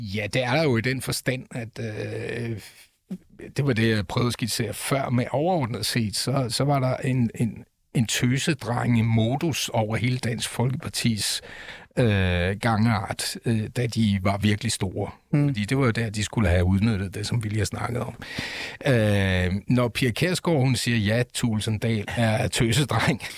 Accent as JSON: {"language": "Danish", "town": "Aalborg", "region": "North Denmark Region", "country": "Denmark", "tie": "born or raised there", "said": "Jeg er født i Aalborg"}